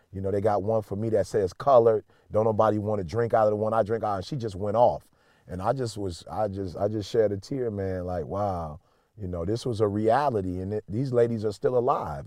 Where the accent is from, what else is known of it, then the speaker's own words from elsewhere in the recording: Chicago, Illinois, United States; moved away; I'm from Chicago originally